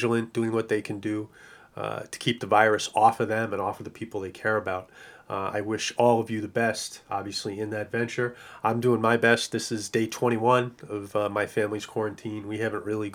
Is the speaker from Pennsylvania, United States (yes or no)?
no; New York City, New York, United States; I am a New Yorker